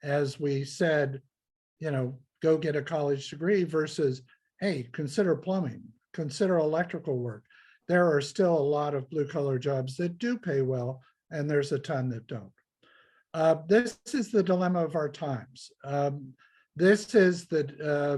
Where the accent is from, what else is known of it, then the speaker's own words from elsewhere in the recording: Ohio, United States; I'm from the Midwest of the United States. I'm from Ohio, an industrial producing state